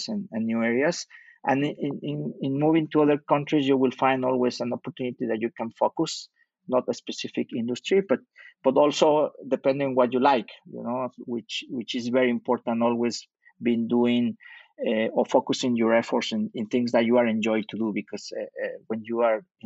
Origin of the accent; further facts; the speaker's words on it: Mexico City, Mexico; moved away as an adult; also born or lived in Utah, United States / Europe / Middle East / Canada; now in Montreal, Canada; I was born in Mexico City and raised in Mexico City until I was able to do my university in the United States